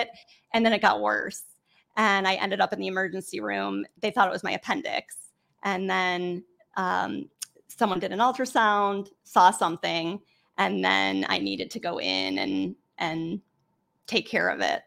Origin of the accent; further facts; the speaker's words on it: Cleveland, Ohio, United States; I am from Cleveland, Ohio, a small suburb